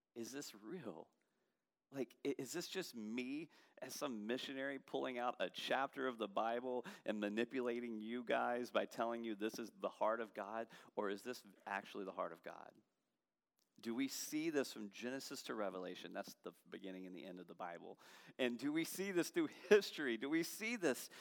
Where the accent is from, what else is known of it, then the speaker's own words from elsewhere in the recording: Baton Rouge, Louisiana, United States; I'm from Baton Rouge